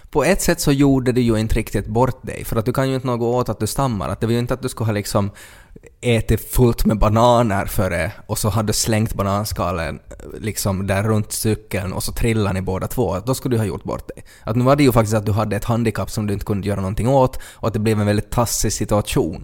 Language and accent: Swedish; Ostrobothnia, Finland; vi har aldrig varit utanför Österbotten, vi har aldrig pratat med no, någon andra, no andra människor som inte pratar vår dialekt